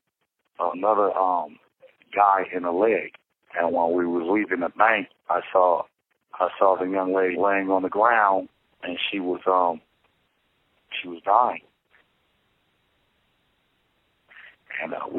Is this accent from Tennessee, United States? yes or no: no; Los Angeles, California, United States; I'm from Los Angeles, California.